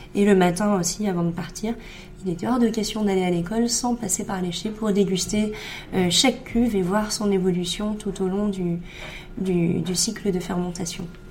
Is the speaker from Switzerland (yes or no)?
no; Saint-Émilion, Nouvelle-Aquitaine, France; j'ai grandi à Saint-Émilion